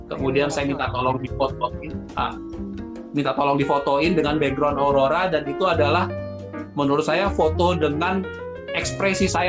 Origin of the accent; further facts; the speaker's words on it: Indonesia; begitu dengar saya dari Indonesia